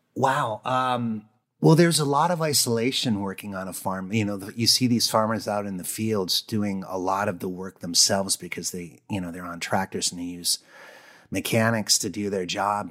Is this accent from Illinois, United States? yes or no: no; Presque Isle, Maine, United States; also born or lived in Minnesota / North Dakota; I grew up in Presqu'Al